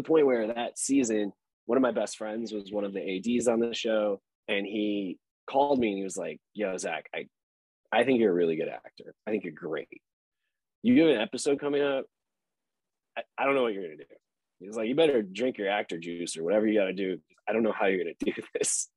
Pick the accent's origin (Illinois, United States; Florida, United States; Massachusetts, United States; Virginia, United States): Illinois, United States; Chicago; I'm from Chicago, and the worst thing you could do in Chicago is have a swelled head.